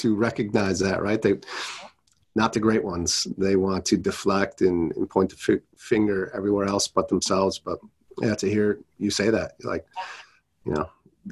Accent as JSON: {"language": "English", "area": "Wisconsin, Minnesota", "region": "Midwest", "country": "United States", "tie": "born or raised there", "said": "I grew up in Wisconsin, Minnesota my whole life"}